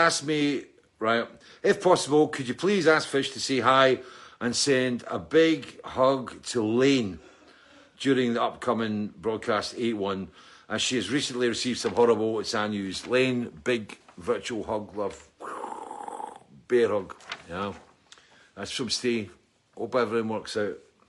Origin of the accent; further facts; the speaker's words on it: Retford, East Midlands, United Kingdom; also born or lived in London / Gerrards Cross, Buckinghamshire; now in Scotland, United Kingdom; Retford, my hometown, gets a mention again.